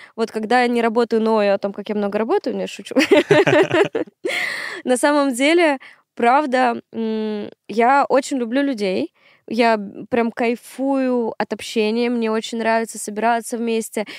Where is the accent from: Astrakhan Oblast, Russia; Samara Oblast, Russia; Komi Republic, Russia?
Komi Republic, Russia; Syktyvkar; moved away as an adult; now in Moscow, Russia; Сыктывкар — мой родной город, в котором я прожила 22 года